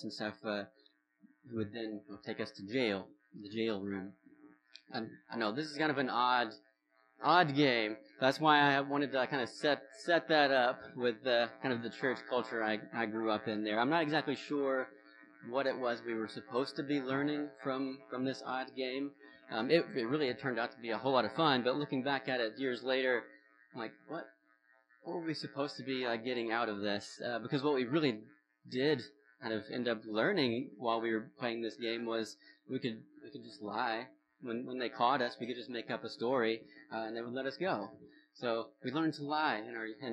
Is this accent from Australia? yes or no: no; the South, United States; accent: southern; now in Vermont, United States; I was raised in church in the South. And specifically, yeah, like in this southern kind of small town Bible Belt youth group culture of the 2000s.